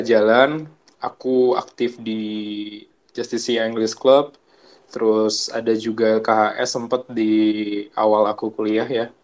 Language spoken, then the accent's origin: Indonesian; Purwokerto, Central Java, Indonesia; born there; Uh, lahir di Prokerto ya, tanggal 27 Juli 98 tuh, tahun 98.